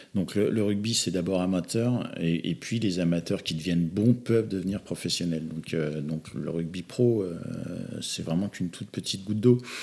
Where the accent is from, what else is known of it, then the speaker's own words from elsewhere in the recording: Normandy, France; moved away; also born or lived in western Paris suburbs; je viens plutôt de la Normandie, il n'y avait pas, pas spécialement beaucoup de rugby là où j'étais. J'ai émigré en, en banlieue ouest parisienne